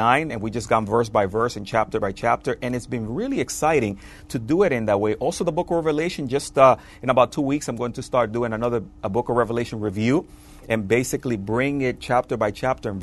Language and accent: English; Dominican Republic; moved away; I'm originally from the Dominican Republic.